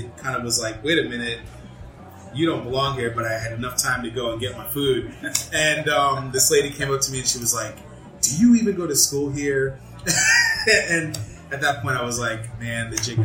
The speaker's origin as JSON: {"language": "English", "town": "New York City", "region": "New York", "country": "United States", "tie": "born or raised there", "also_born_or_lived": "Greenville, South Carolina", "moved": "as an adult", "lives_now": "Lyman, United States", "said": "I grew up in Brooklyn, New York."}